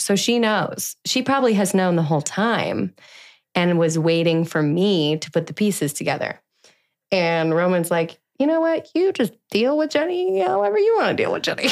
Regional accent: Denver, Colorado, United States; now in Austin, United States; I was born in Denver, Colorado on July sixth, nineteen ninety-one

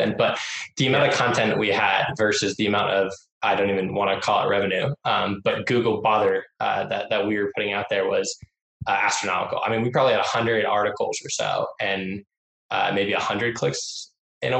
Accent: Laguna Beach, California, United States; I grew up in Laguna Beach, California. So Orange County kid, born and raised down there

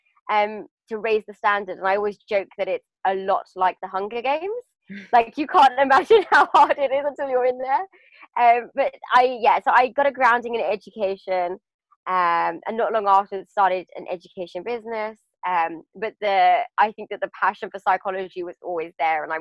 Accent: United Kingdom; also born or lived in London; I grew up just outside of London.

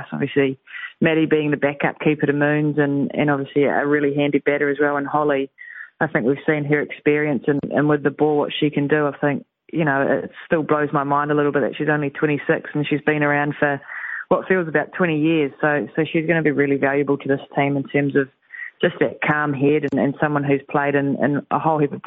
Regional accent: New Zealand; us Kiwis

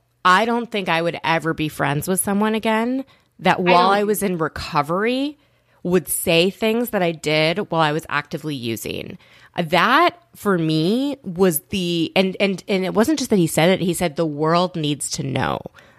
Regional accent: Minnesota, United States; moved away; I'm from Minnesota originally.

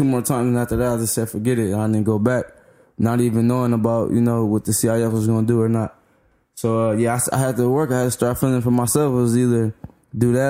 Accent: Compton, California, United States; I grew up in Park Village. It's not really a project, but it's something

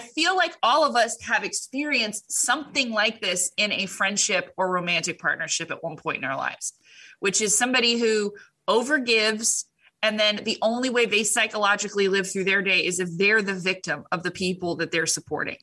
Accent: Orange County, California, United States; moved away; I came from Orange County, and I think three girls I graduated with as a graduation gift were given breast implants

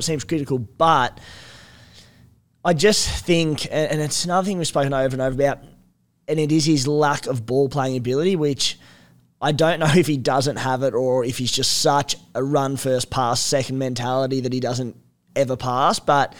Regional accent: Australia; as an Aussie fan

